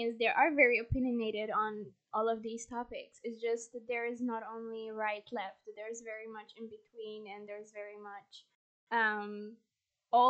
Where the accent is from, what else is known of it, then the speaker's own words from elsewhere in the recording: Poland; English is a second language; we're Polish, born and raised.